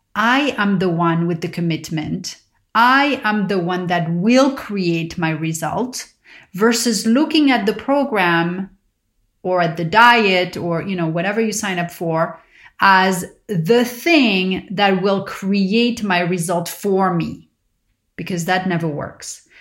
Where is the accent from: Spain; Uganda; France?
France; Paris, Île-de-France; growing up in Paris